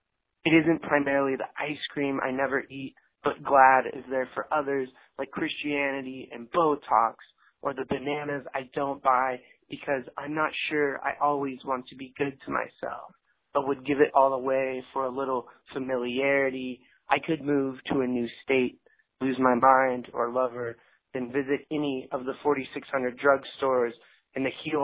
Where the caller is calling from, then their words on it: San Luis Obispo, California, United States; I'm calling from San Luis Obispo, California.